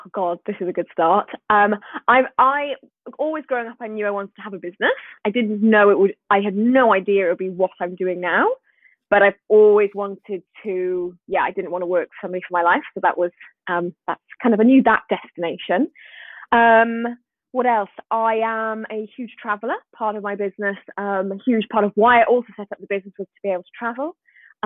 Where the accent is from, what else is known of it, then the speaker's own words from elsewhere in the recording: Swansea, Wales, United Kingdom; I'm from Swansea in Wales. Can you hear the accent?